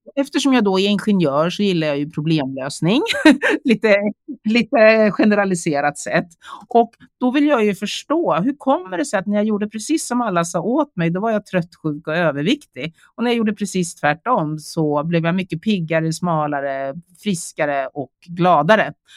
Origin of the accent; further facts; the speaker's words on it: Sweden; also born or lived in South Korea; Jag kom till Sverige när jag var 11 månader